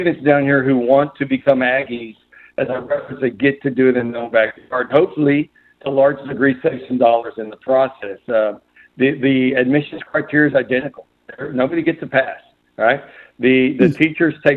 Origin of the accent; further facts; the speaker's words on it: Harlingen, Texas, United States; I was born and raised here in Harlingen